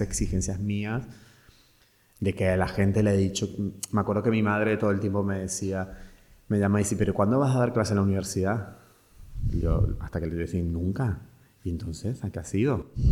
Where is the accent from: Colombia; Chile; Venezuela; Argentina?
Argentina; Mendoza; moved away as an adult; also born or lived in Buenos Aires, Argentina; now in Spain; yo vengo de una provincia, que son a 1500 kilómetros de Buenos Aires, de Mendoza